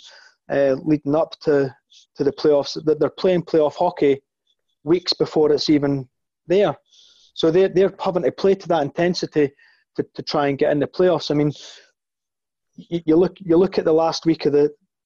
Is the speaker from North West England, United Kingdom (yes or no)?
no; Scotland, United Kingdom; despite being Scottish